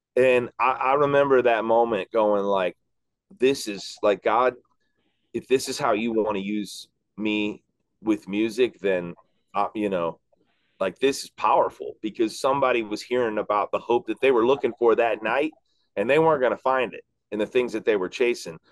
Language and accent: English; Chicago, Illinois, United States; I grew up in Chicago